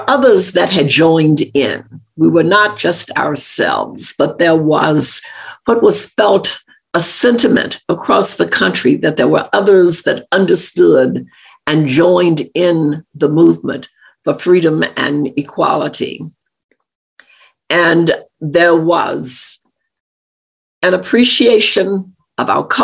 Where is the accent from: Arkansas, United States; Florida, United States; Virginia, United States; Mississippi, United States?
Arkansas, United States; I grew up in Arkansas, very close to Memphis, Tennessee